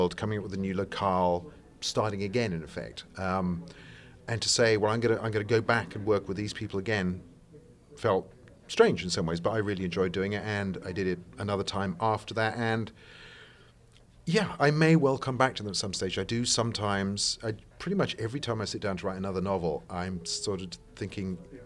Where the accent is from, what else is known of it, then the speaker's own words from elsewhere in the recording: England, United Kingdom; I'm English, not American. I try to hide it, but occasionally it creeps out